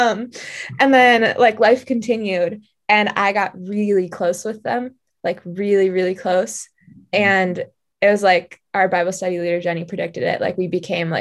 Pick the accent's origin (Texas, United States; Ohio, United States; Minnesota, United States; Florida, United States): Minnesota, United States; Wayzata; moved away; I'm from Minneapolis, Wayzata, Minnesota, technically